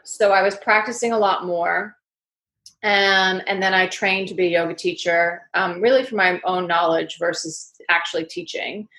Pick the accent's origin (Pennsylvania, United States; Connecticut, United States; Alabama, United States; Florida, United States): Connecticut, United States; accent: New York; also born or lived in Manhattan, New York; now in London, United Kingdom; I grew up in the northeast of the states. I grew up in Connecticut, which is a, leafy uh, countryside state, and then also Manhattan.